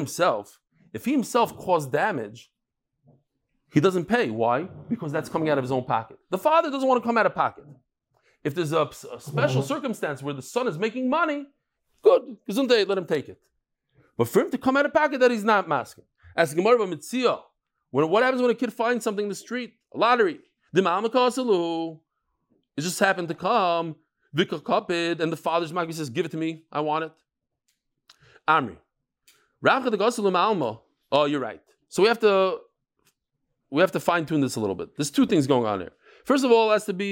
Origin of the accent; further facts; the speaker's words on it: Lakewood, New Jersey, United States; I was born in Lakewood